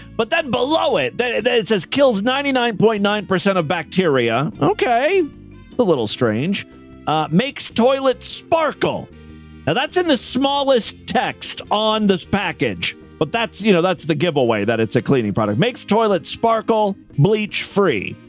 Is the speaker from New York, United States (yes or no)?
no; Ohio, United States; my home state of Ohio